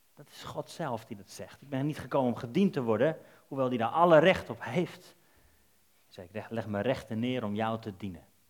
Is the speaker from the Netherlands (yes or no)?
yes; Netherlands; Wij zijn Nederlanders